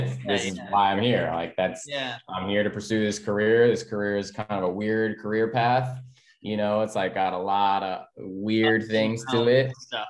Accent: Oak Park, Illinois, United States; now in Los Angeles, United States; I'm originally from Chicago. So Oak Park, which is right outside the city.

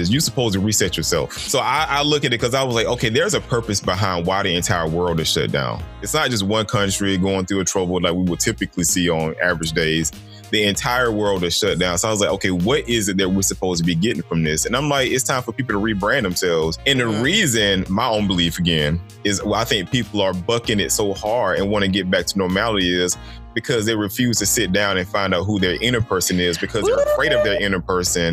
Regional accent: Macon, Georgia, United States; also born or lived in Stone Mountain, Georgia; I come from Macon.

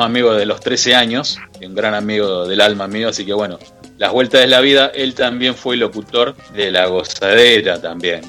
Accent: Argentina

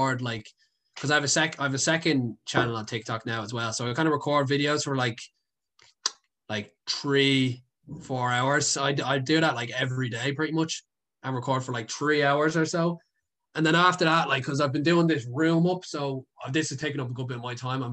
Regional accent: Dublin, Leinster, Ireland; I'm a city boy. I don't think I could leave Dublin

